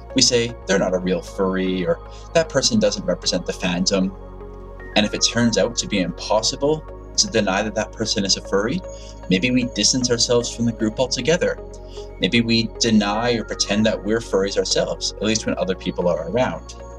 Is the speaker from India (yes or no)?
no; Canada; Being Canadian